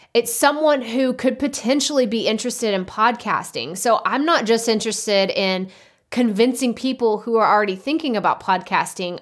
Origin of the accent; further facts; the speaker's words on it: Texas, United States; accent: Texas; my Texas accent